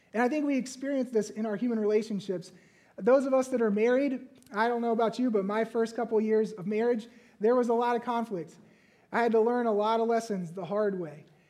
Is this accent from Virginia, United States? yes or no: yes; Virginia, United States; moved away; growing up in Virginia